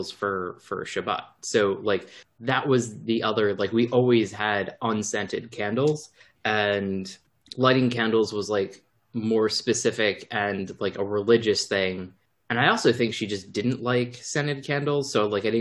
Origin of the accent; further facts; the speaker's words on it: Baltimore, Maryland, United States; Growing up in Baltimore, like we definitely had candles